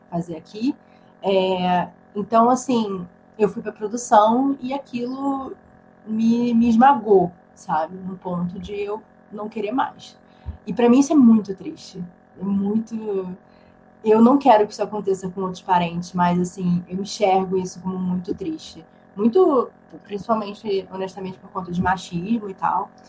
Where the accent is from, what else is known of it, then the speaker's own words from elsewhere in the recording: Santa Catarina, Brazil; now in São Paulo, Brazil; Pô, eu vim para São Paulo para estudar cinema. Eu saí lá de Santa Catarina e vim para cá